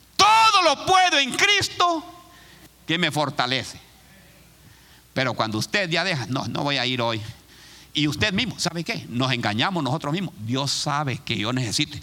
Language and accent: Spanish; Honduras; moved away as an adult; now in Columbus, United States; hay una persona en mi país, se llama, hay un lugar que se llama La Lima.